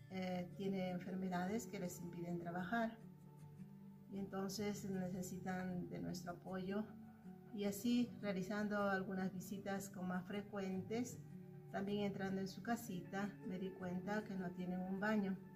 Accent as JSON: {"language": "Spanish", "country": "Peru", "said": "misionera peruana de la comunidad misionera de Villarregia"}